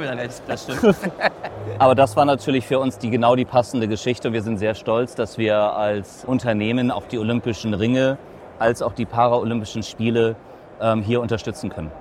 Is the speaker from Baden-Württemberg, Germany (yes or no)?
no; Hamburg, Germany; Als geborener Hamburger